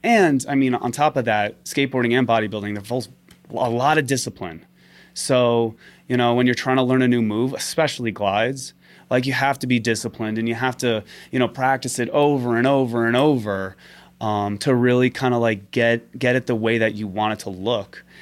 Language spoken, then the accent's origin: English; New York City, New York, United States; also born or lived in London; I'm from Staten Island, Staten Island, New York. Always lived there, born and raised